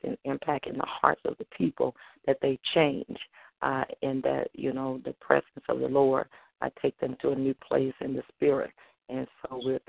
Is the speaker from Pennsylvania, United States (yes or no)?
no; Holly Grove, Arkansas, United States; moved away; my hometown, Holly Grove, Arkansas